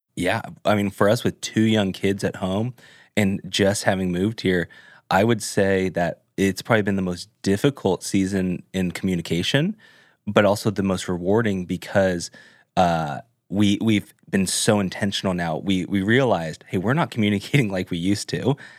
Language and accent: English; Orange County, California, United States; moved away as an adult; now in Nashville, United States; I grew up in Orange County